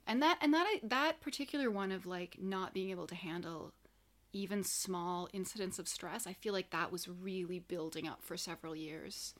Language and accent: English; Canada; I'm Canadian.